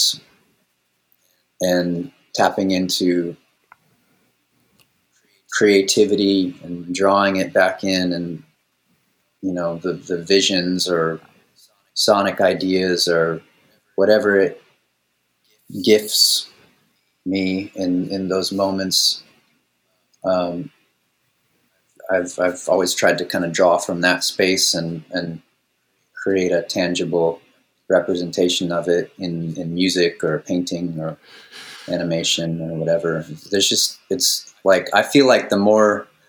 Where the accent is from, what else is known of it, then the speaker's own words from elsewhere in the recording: Maui, Hawaii, United States; I spent a lot of years growing up on Maui